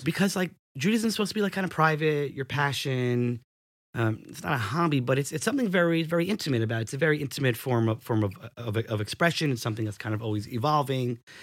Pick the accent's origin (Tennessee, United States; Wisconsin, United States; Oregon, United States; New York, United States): New York, United States; New Rochelle; I was born and raised in New Rochelle